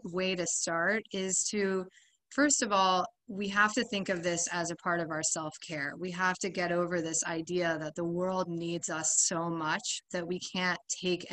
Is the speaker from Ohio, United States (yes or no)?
yes; Ohio, United States; moved away as an adult; now in Miami, United States; I grew up in Ohio, but I've been in Miami, I guess, about 12 years now.